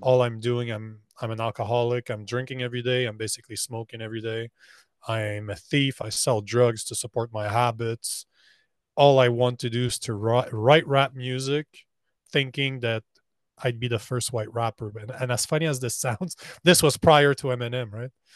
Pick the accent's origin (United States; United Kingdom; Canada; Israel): Canada; I'm Canadian